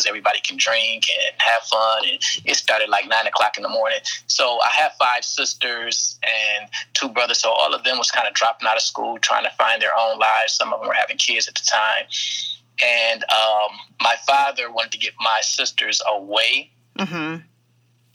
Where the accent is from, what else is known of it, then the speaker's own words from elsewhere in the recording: Flint, Michigan, United States; I was born in Park Villa, which is nicknamed Killer Villa. It's a project in Flint, Michigan. And I grew up in a tough environment